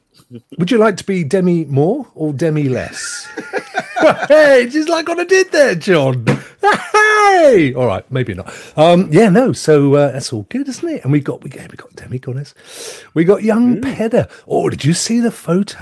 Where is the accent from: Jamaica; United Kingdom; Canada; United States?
United Kingdom; England; I'm English